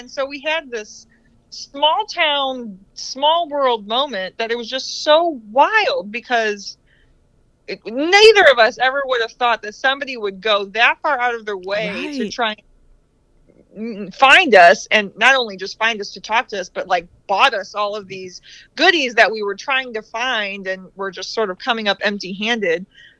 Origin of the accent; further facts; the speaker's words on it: Carlton, Michigan, United States; This woman was from Carlton, Michigan, so our hometown.